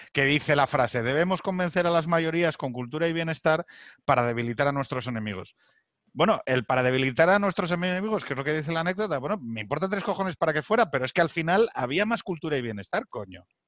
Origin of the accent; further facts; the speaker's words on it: Asturias, Spain; que soy de Asturias